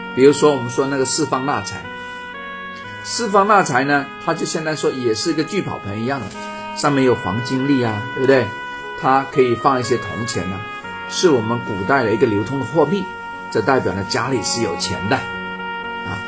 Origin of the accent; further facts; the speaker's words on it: China; 我们中国人一辈子花了很多心思去弄的